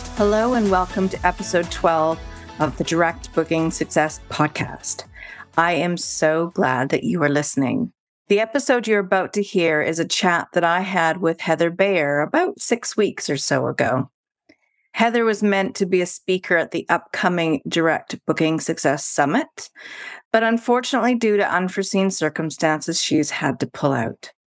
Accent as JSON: {"language": "English", "town": "Vancouver", "region": "British Columbia", "country": "Canada", "moved": "as an adult", "lives_now": "London, United Kingdom", "said": "I'm from Vancouver"}